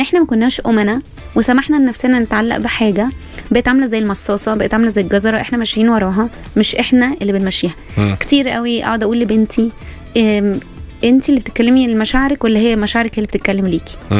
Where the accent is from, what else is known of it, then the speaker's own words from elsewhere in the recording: Tanta, Gharbia, Egypt; انا في جامعه طنطا انا من طنطا